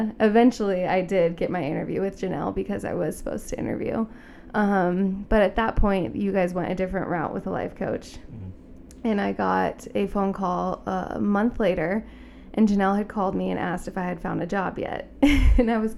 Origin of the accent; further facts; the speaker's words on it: Denver, Colorado, United States; moved away; I am originally from Denver, Colorado